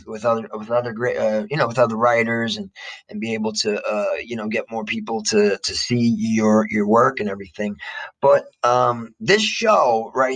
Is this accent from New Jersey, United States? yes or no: yes; Jersey City, New Jersey, United States; I'm an American from Jersey City